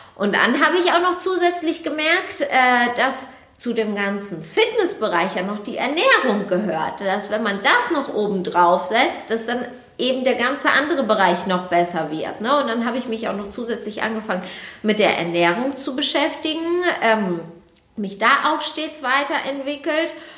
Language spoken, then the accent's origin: German; Bielefeld, North Rhine-Westphalia, Germany; now in Düsseldorf, Germany; ursprünglich komme ich eben aus Bielefeld. Ja, und mittlerweile bin ich hier in Düsseldorf